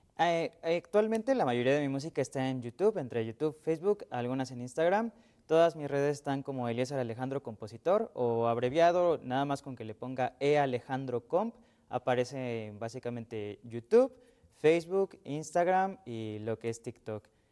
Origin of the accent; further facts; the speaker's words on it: Mexico; soy mexicano